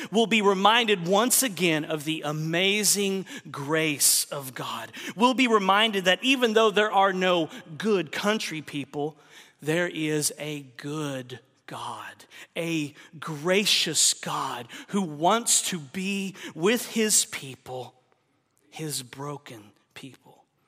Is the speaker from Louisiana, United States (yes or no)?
no; Oklahoma, United States; moved away; also born or lived in Texas; I'm from the South. I grew up in Oklahoma, lived a lot of my life in Texas